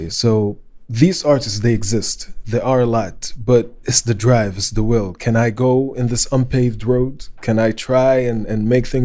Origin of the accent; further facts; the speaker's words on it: Saudi Arabia; English is a second language; they catch my accent. They're like, well, where you really from? I was like, yeah, I'm from Saudi Arabia.